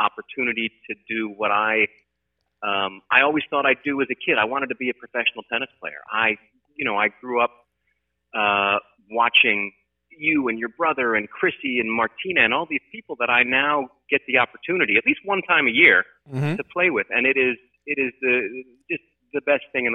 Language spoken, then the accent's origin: English; St. Louis, Missouri, United States; moved away as an adult; now in Los Angeles, United States; growing up in St. Louis, we had indoor tennis courts